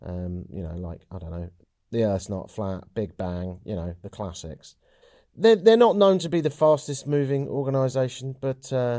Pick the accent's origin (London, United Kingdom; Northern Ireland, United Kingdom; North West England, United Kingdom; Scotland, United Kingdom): London, United Kingdom; in the same way that I, as a Londoner, wouldn't dream about having fish and chips in Covent Garden.